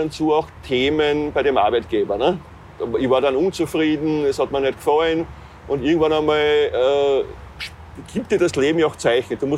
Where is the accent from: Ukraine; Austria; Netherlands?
Austria; meiner Heimat Österreich.